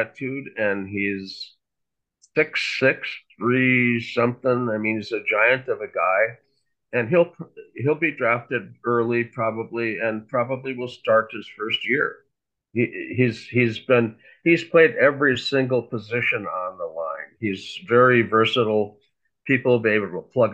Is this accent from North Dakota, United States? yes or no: yes; Fargo, North Dakota, United States; I grew up in Fargo, which is North Dakota State University.